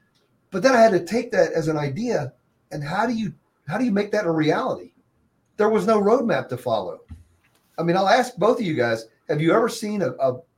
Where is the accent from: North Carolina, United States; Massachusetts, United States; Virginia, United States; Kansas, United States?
Virginia, United States; Hampton; when I grew up in Hampton